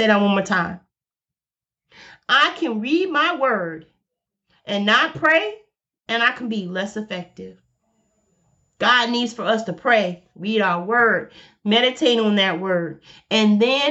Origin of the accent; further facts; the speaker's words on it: Alabama, United States; I'm from Alabama, so I say boy and I say girl. I'm from the South.